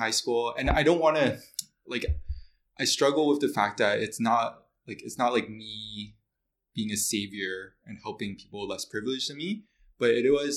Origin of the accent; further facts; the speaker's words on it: Mississauga, Ontario, Canada; also born or lived in Toronto / Kingston; I was born in Mississauga